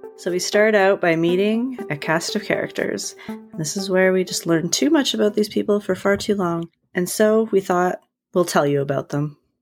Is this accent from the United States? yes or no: no; Canada; We're Canadian